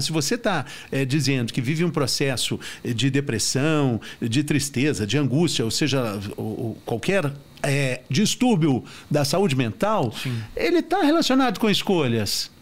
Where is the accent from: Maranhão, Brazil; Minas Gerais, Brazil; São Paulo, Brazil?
Minas Gerais, Brazil; eu sou mineiro